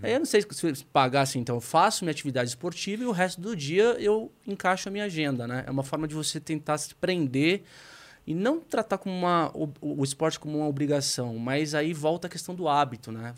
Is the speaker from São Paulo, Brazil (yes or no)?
yes; Santos, São Paulo, Brazil; Eu sou de Santos